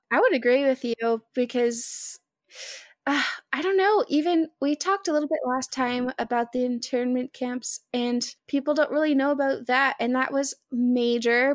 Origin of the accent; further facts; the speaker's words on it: Arkansas, United States; moved away as an adult; now in Michigan, United States; I'm originally from Arkansas